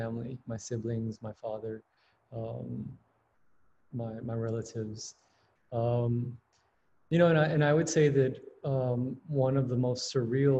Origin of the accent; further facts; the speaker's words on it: San Antonio, Texas, United States; moved away as an adult; also born or lived in Houston, Texas; now in New Haven, United States; I am a Texas native. Born and raised in San Antonio, Texas, was living in Houston for the past 3 or 4 years